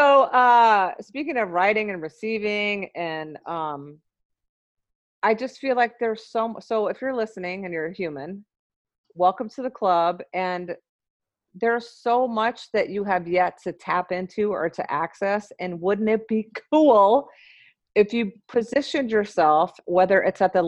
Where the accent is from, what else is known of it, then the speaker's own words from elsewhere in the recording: Memphis, Tennessee, United States; moved away as an adult; now in Minneapolis, United States; so I'm from Memphis. I moved to Minneapolis in 1998 when I graduated from nursing school